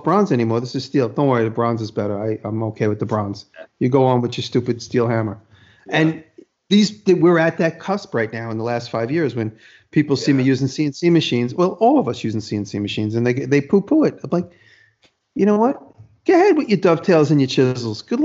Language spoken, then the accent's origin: English; New York City, New York, United States; moved away; I'm from Manhattan.